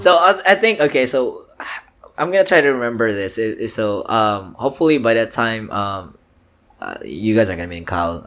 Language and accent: English; Philippines; also born or lived in Bohol, Philippines; now in Austin, United States; I grew up in the Philippines, but I was born in this uh, island called Bohol